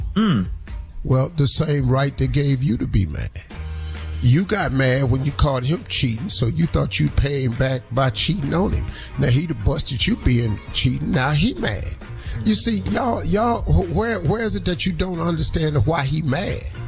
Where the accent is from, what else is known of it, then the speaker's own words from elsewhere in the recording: Cleveland, Ohio, United States; moved away; ten of my hometown boys down from Cleveland